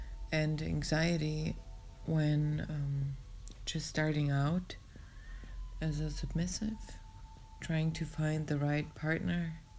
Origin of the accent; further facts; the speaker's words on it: Germany; English is a second language; I'm from Germany, so excuse my English.